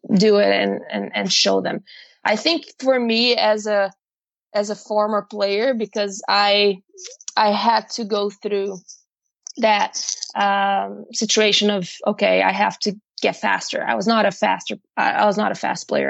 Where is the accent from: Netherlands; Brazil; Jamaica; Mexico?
Brazil; moved away as an adult; also born or lived in Ohio, United States; I'm actually from Brazil. And I came to actually went to America because I'm not there anymore. Went to America in 2010